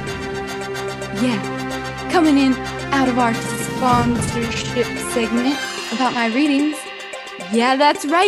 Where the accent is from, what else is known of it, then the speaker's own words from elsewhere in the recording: California, United States; I'm from California